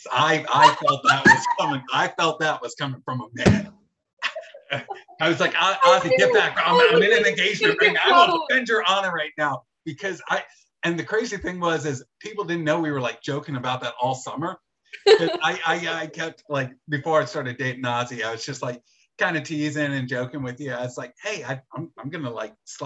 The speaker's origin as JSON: {"language": "English", "town": "Philadelphia", "region": "Pennsylvania", "country": "United States", "moved": "yes", "said": "I'm from Philadelphia originally"}